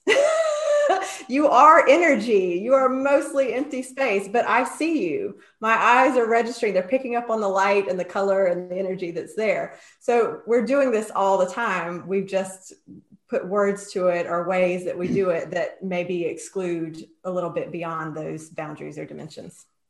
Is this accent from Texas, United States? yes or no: no; North Carolina, United States; now in Edinburgh, United Kingdom; I grew up in North Carolina on the East Coast in the States